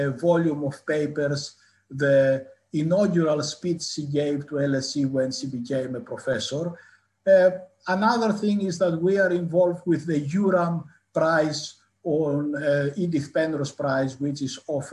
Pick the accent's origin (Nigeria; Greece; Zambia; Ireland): Greece; northern Greece; moved away as an adult; also born or lived in Athens, Greece / Newcastle, United Kingdom / Cambridge, United Kingdom / Leeds, United Kingdom; now in United Kingdom; I grew up in northern Greece.